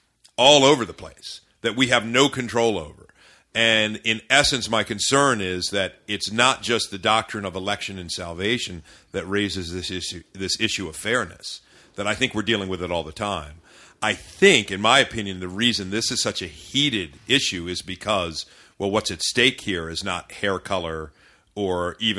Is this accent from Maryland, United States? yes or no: yes; Maryland, United States; I was raised in the Maryland suburbs by parents who were not divorced, was together.